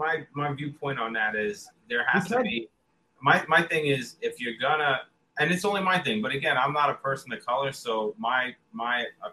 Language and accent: English; New York, United States; And I'm not just saying that because I'm from the New York area